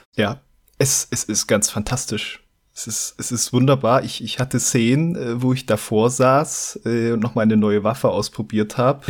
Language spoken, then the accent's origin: German; Saxony-Anhalt, Germany; now in Bavaria, Germany; Ich lebe okay. jetzt ja schon ein paar, paar Jahre hier in Bayern, aber ich komme ja ursprünglich aus Sachsen-Anhalt